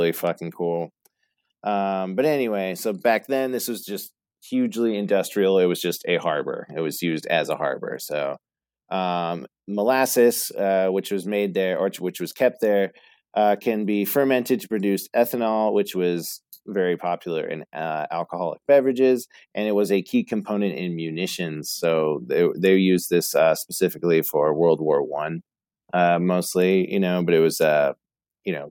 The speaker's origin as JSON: {"language": "English", "area": "Boston area", "region": "Massachusetts", "country": "United States", "tie": "born or raised there", "accent": "Bostonian", "said": "I was born in Boston, so we definitely frequented the city a lot. I wasn't born in the city"}